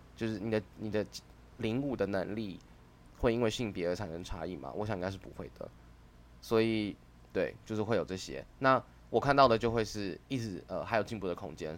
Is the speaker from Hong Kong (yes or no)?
no; Taiwan; 身为台湾人